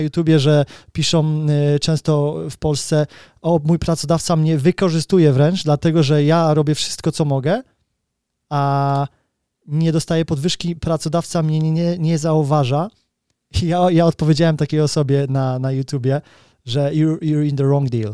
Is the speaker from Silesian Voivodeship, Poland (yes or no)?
no; Kraków, Lesser Poland, Poland; now in United Kingdom; wychowywałem się w patologicznej rodzinie w Krakowie